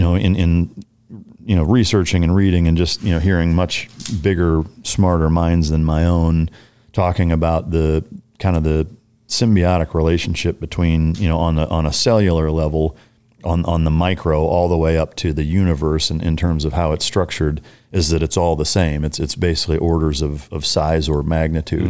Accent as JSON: {"language": "English", "region": "Iowa", "country": "United States", "tie": "born or raised there", "moved": "yes", "said": "I grew up Lutheran in Iowa"}